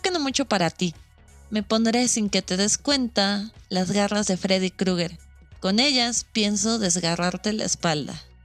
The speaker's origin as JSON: {"language": "Spanish", "country": "Mexico", "said": "Nosotros como mexicanos"}